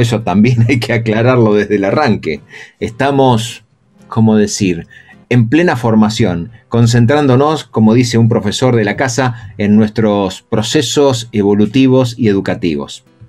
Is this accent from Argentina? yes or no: yes; Argentina